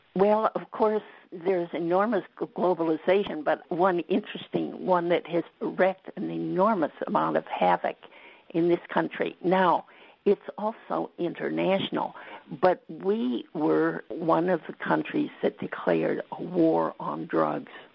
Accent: West Coast, United States; moved away; I grew up on the West Coast. I'm a Westerner

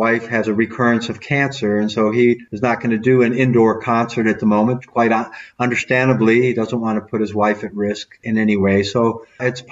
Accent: Detroit, Michigan, United States; We grew up in Detroit

